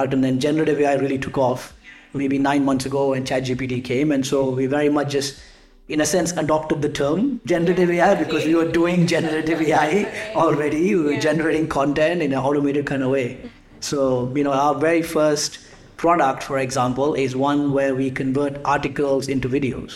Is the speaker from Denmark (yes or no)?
no; Singapore; moved away as an adult; also born or lived in United Kingdom; I grew up in Singapore and then went to the UK for about 10 years